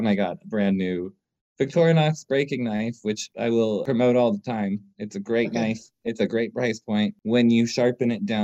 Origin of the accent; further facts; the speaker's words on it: New York City, New York, United States; now in Asheville, United States; I grew up in Manhattan